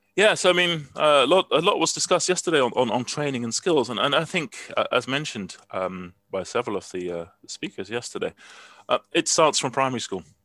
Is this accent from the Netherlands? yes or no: yes; Netherlands; moved away; I'm from Holland originally, and I still have a Dutch passport.